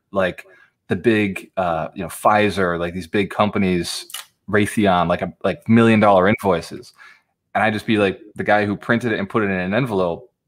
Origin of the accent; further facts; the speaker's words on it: Fall River, Massachusetts, United States; I was born in Fall River, Massachusetts, which if you do look it up, it is not Boston